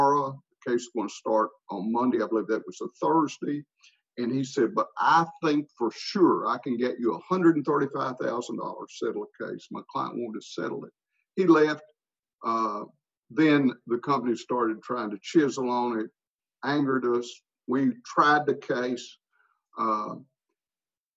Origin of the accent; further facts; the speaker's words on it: United States; I had known him growing up in Pike County